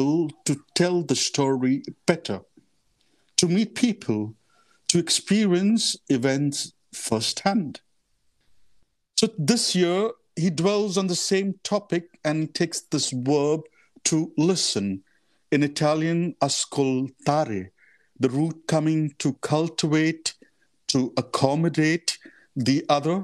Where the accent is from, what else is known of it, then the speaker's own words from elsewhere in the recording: Mumbai, Maharashtra, India; moved away as an adult; also born or lived in Mozambique / Kenya / Rome; I come from India, from the city of Mumbai. So I was born and brought up in the heart of the city.